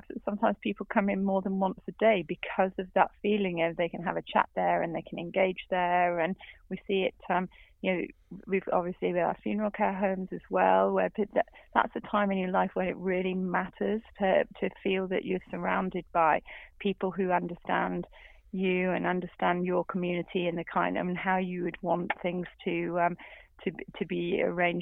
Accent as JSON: {"language": "English", "area": "Black Country", "region": "West Midlands", "country": "United Kingdom", "tie": "born or raised there", "said": "I was brought up in the Black Country"}